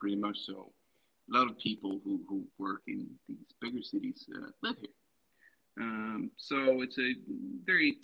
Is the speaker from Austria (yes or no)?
no; Helsingborg, Skåne, Sweden; I'm from a town south of Sweden called Helsingborg